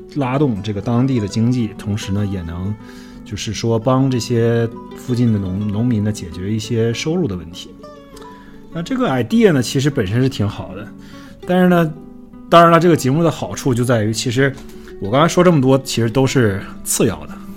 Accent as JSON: {"language": "Chinese", "country": "China", "said": "我们中国人"}